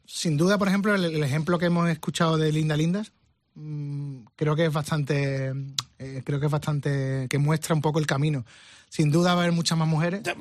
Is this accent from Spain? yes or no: yes; Spain; no sé si soy el único español que lo ha tenido